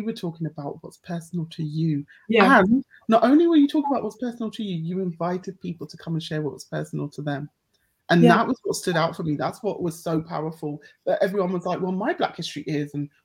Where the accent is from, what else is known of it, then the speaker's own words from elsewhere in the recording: United Kingdom; I'm so proud of being black British with a Caribbean heritage